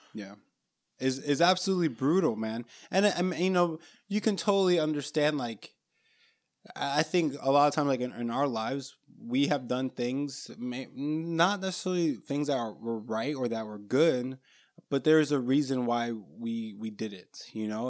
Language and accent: English; Orlando, Florida, United States; we're from Florida, Central Florida, Orlando area